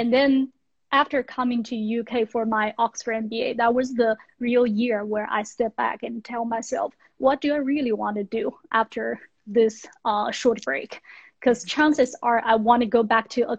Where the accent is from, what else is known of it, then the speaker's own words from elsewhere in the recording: western China, China; moved away as an adult; also born or lived in United States; So I grew up in China in a Western town, which is not wealthy